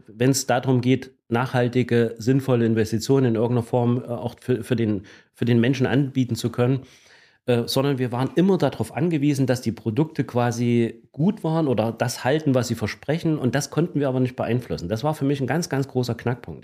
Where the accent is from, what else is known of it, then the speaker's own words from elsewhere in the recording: Gera, Thuringia, Germany; also born or lived in Erfurt / Hesse; Ich bin also in Erfurt geboren, bin aber schon sehr, sehr zeitig, also seit meinem dritten Lebensjahr in Gera. Und Gera ist tatsächlich äh, in der Tat meine Heimatstadt